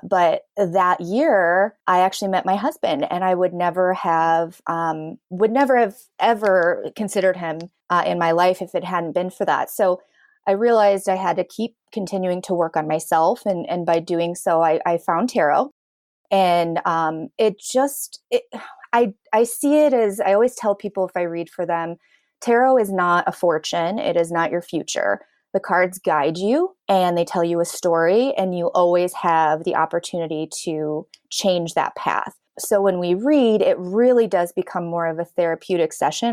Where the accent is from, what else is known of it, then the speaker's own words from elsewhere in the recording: Chicago, Illinois, United States; I'm born and raised in south suburbs of Chicago